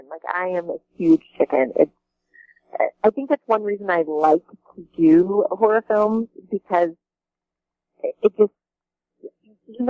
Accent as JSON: {"language": "English", "region": "Kentucky", "country": "United States", "tie": "born or raised there", "also_born_or_lived": "Lexington, Kentucky", "moved": "as an adult", "lives_now": "Los Angeles, United States", "said": "I was living in Kentucky. I grew up in Kentucky."}